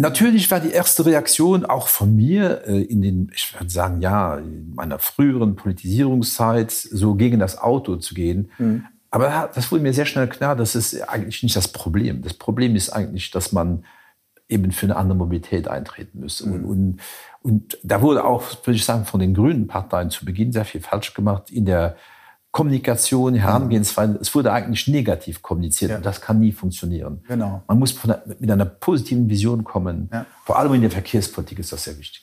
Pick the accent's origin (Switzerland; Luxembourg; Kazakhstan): Luxembourg; Luxembourg City; die Hauptstadt, meine Stadt, wo ich geboren bin, wo ich mein ganzes Leben gelebt habe